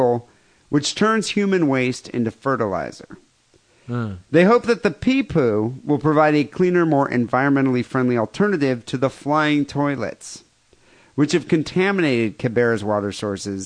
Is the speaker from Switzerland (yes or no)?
no; South Africa; now in United States; I grew up in South Africa